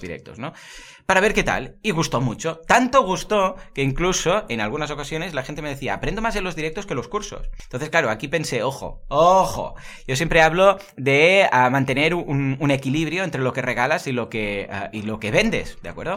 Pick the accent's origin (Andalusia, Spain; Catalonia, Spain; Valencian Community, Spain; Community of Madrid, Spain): Catalonia, Spain; aquí somos catalanes